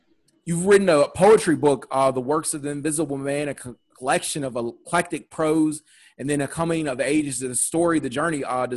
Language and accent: English; Chicago, Illinois, United States; I'm from Chicago